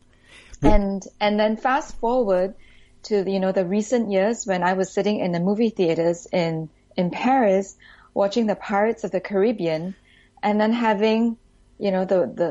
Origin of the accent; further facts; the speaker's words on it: Singapore; moved away; also born or lived in United States / France; I am originally from Singapore. In fact, I'm a very, very proud Singaporean.